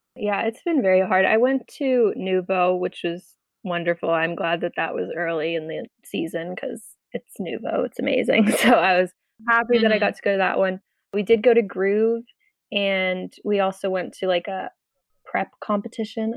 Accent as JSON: {"language": "English", "town": "Acton", "region": "Massachusetts", "country": "United States", "said": "I'm from Acton, Massachusetts"}